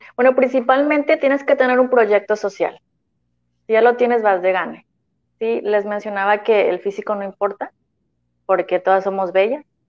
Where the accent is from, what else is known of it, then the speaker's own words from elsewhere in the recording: Tampico, Huasteca, Mexico; now in Tampico, Mexico; soy de, de la Huasteca, y sentía, bueno, y también Jaiba, ¿verdad? Mitad Huasteca, mitad Jaiba